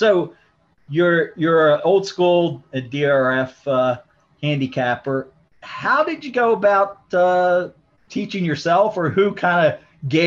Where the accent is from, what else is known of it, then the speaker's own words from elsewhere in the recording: Maryland, United States; I'm born and raised in Maryland, came up through Pimlico and Laurel